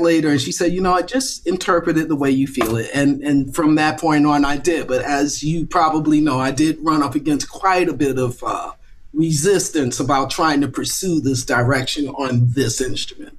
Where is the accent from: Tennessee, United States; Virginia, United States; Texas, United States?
Virginia, United States; I grew up in Virginia